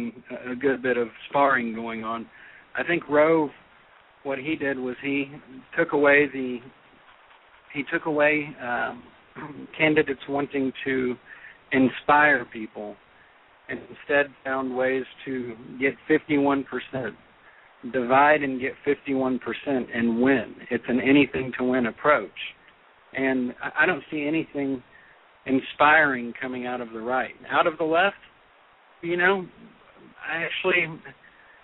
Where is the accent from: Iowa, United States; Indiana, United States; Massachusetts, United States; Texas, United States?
Texas, United States; I'm from Texas